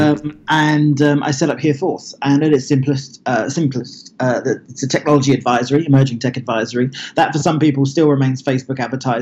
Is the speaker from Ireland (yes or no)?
no; Billericay, East of England, United Kingdom; moved away as an adult; also born or lived in Lincoln, England / Los Angeles, United States; I grew up in a very sleepy town in Essex, which is in southeast England, called Billericay